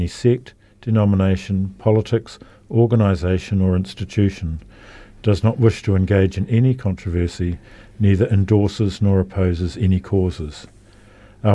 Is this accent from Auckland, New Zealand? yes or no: yes; Auckland, New Zealand; moved away as an adult; now in Christchurch, New Zealand; I grew up in Auckland near the beach